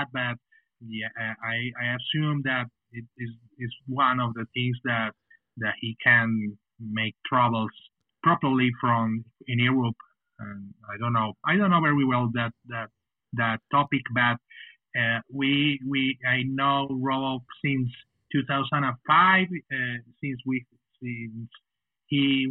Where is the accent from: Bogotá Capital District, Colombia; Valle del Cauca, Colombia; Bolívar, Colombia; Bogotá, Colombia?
Valle del Cauca, Colombia; Cali; first language Spanish; English is a second language; also born or lived in Bogota, Colombia; We are from Cali, Colombia.